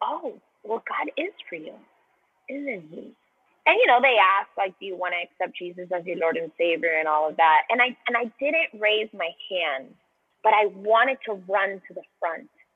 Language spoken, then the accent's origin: English; Colombia; also born or lived in Miami, United States; now in United States; I'm from Colombia. I'm from South America. And so I grew up in secular Catholic culture